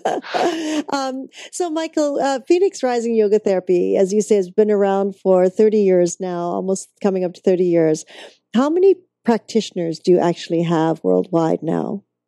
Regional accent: Vancouver, British Columbia, Canada; that's my hometown

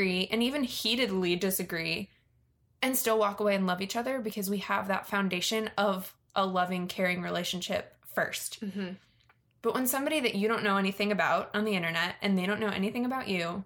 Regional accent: Virginia, United States; I grew up in Virginia, which is very near DC, and there's a lot of political culture there

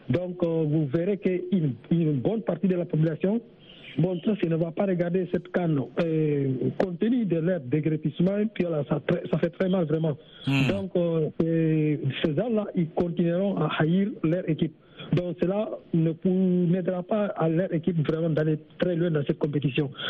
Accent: Guinea; now in Senegal; Le Sénégal, euh, c'est mon pays d'accueil. Voilà, mon pays natal, c'est la Guinée-Conakry.

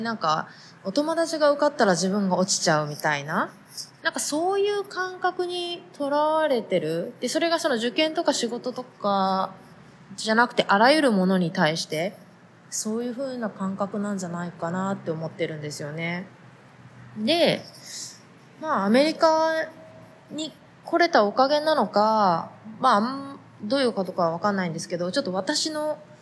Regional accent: Japan; moved away as an adult; now in United States; 同じ日本人、日本で生まれ育った日本人

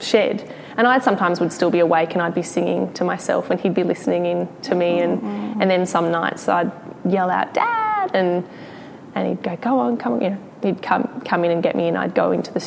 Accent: Briagolong, Victoria, Australia; I was born in Bryagalong, which is in East Gippsland

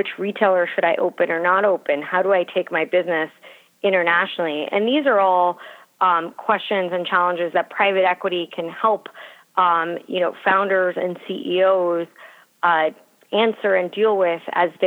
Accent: Miami, Florida, United States; moved away as an adult; also born or lived in Philadelphia; I grew up in Miami and went to University of Pennsylvania for undergrad

